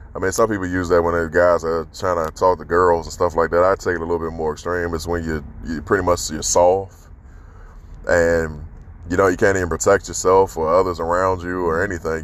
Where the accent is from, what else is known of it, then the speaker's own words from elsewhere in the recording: Washington, District of Columbia, United States; growing up in Southeast DC